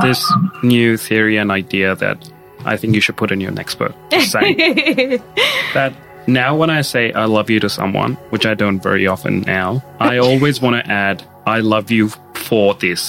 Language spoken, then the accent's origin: English; India; moved away as an adult; now in Australia; I was born and brought up in India.